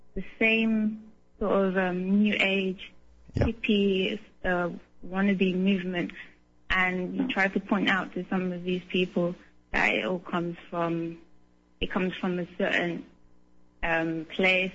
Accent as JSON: {"language": "English", "region": "London", "country": "United Kingdom", "moved": "yes", "lives_now": "Hamburg, Germany", "said": "I'm in Hamburg now and I'm originally from London"}